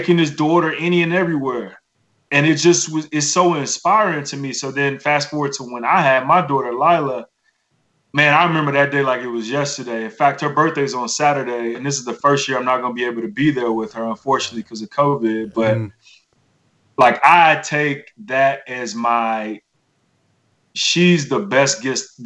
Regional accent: Miami, Florida, United States; I'm from Miami. My grandmother has Southern roots. I was raised by my grandmother and uncle in a village of church folk.

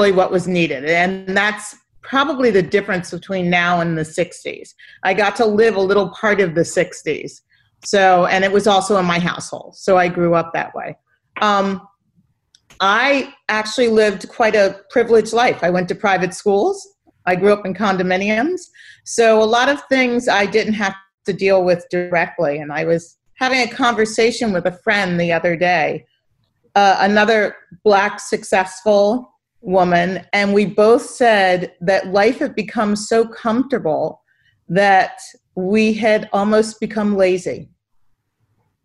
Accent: Philadelphia, Pennsylvania, United States; I come from Philadelphia. That's born and raised

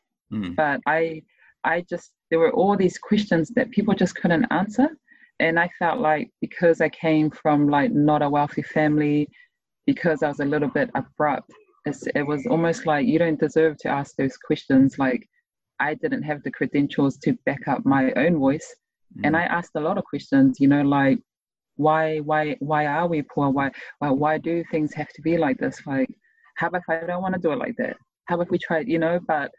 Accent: Tonga; now in New Zealand; As a teenager, I always saw myself as a Tongan, just mm-hmm. a Tongan. I didn't have New Zealand citizenship. So I was just a Tongan living in New Zealand.

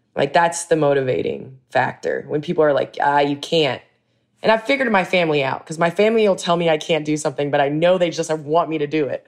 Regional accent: Chicago, Illinois, United States; moved away as an adult; also born or lived in Los Angeles; I came back home

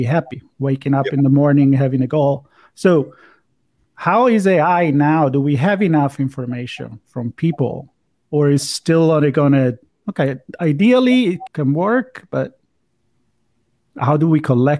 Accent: Italy; English is a second language; I'm from Italy, so I'm a fan of the Mediterranean diet.

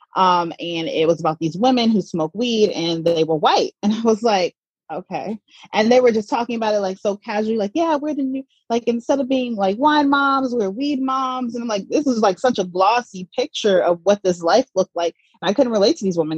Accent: Atlanta, Georgia, United States; moved away as an adult; also born or lived in Mississippi / New York; I was born in Mississippi and I grew up in Atlanta, Georgia

